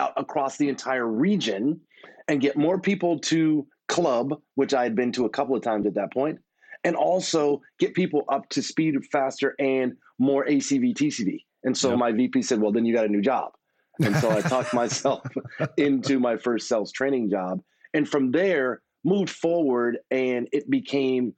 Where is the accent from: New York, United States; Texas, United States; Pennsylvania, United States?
Texas, United States; being a Texan